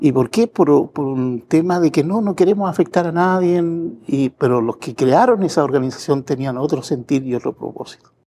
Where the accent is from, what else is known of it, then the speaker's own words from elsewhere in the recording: Chile; yo soy chileno